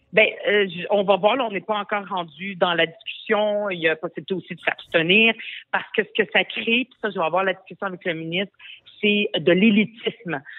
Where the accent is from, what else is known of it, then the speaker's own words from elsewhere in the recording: Montreal, Quebec, Canada; French is a second language; je suis arrivée au Québec à l'âge de 10 ans. Je ne parlais pas un mot de français.